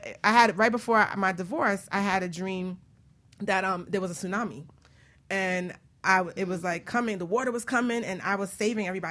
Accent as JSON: {"language": "English", "town": "New York City", "region": "New York", "country": "United States", "tie": "born or raised there", "said": "my old house that I grew up in the Bronx"}